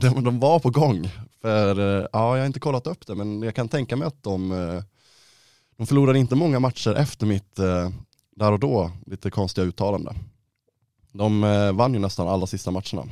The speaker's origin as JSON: {"language": "Swedish", "town": "Ludvika", "region": "Dalarna County", "country": "Sweden", "tie": "born or raised there", "moved": "yes", "said": "hemma i Ludvika"}